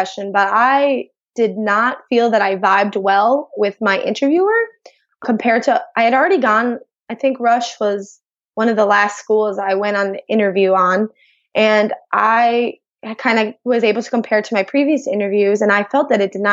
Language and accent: English; outside of Chicago, Illinois, United States; I grew up outside of Chicago in a very diverse neighborhood